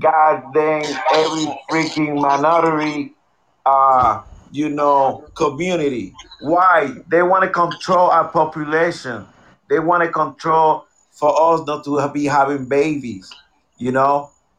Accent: Puerto Rico; now in United States; I'm coming from Puerto Rico

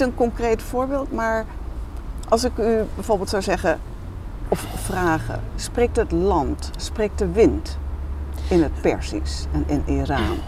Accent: Veluwe, Gelderland, Netherlands; ik ben bijvoorbeeld grootgebracht op de Veluwe in de gereformeerde traditie

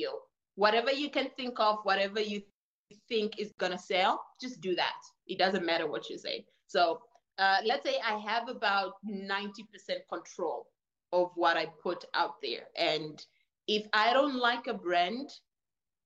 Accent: Namibia; also born or lived in Angola / Portugal; now in China; My origin is Angola. My grandparents are from Portugal, but I was raised in Namibia

